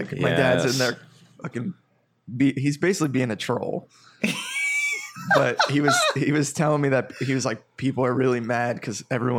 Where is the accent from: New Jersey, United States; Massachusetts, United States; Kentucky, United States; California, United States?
New Jersey, United States; born or raised there